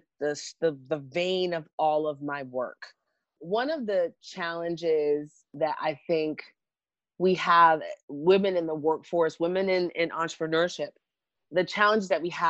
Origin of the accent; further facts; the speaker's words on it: New York, United States; also born or lived in Jamaica; I was born in Jamaica, but grew up in New York